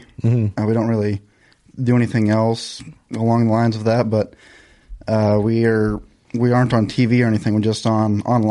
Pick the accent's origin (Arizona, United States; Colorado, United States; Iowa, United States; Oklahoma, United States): Iowa, United States; Southwest; also born or lived in Missouri; I'm from Southwest Iowa.